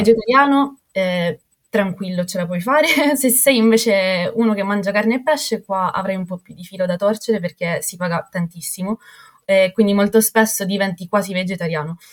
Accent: Catania, Sicily, Italy; moved away as an adult; now in Stockholm, Sweden; Io vengo da Catania, quindi dalla Sicilia mi sono trasferita al profondo nord dell'Europa

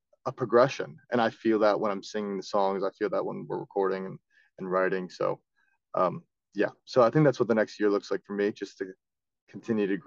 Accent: Florida, United States; I'm from Florida

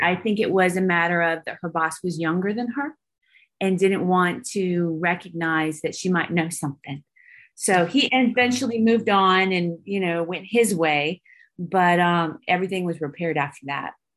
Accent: Santa Rosa, California, United States; also born or lived in Bodega Bay, California / Georgia / Alabama; now in Texas, United States; I'm from Santa Rosa, California, um, which is north of San Francisco, and I was raised between there and Bodega Bay

